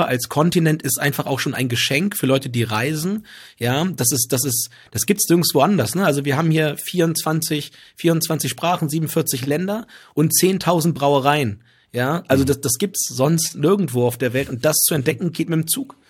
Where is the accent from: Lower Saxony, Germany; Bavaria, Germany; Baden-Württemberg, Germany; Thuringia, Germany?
Lower Saxony, Germany; Southern; moved away as an adult; ich einfach Südniedersachse bin